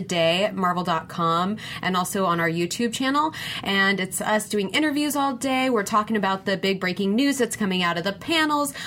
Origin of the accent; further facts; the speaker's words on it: West Coast, United States; now in New York City, United States; I'm from the West Coast, but I live on the East Coast